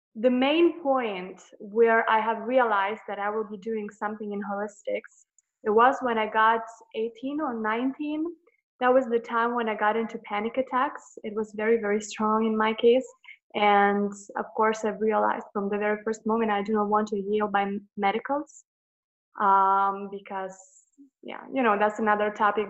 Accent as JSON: {"language": "English", "country": "Lithuania", "said": "I'm from Lithuania, a little country"}